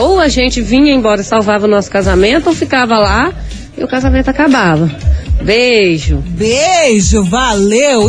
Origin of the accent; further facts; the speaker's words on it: interior of Rio de Janeiro, Brazil; moved away as an adult; now in Paraná, Brazil; Foi o motivo de a gente ter vindo morar no Paraná, que a gente é lá do interior do Rio